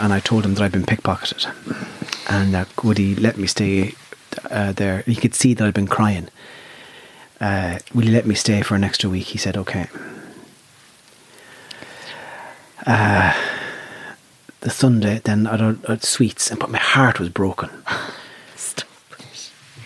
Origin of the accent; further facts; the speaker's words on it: Ireland; I'm from Nav